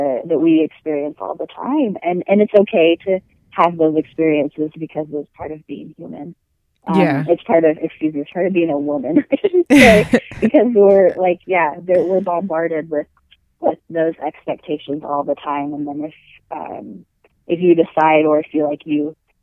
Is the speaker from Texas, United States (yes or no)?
no; Washington, United States; now in Utah, United States; I live in Utah, and I grew up in Washington